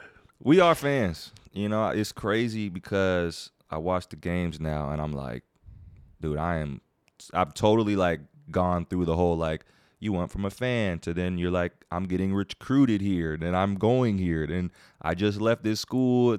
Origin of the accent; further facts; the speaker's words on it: Virginia, United States; now in North Carolina, United States; I was born and raised in Virginia